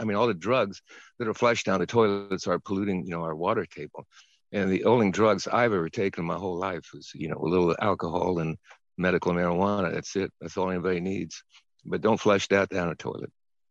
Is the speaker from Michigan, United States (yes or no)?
no; San Anselmo, California, United States; a bear showed up in my hometown, San Anselmo, in a tree.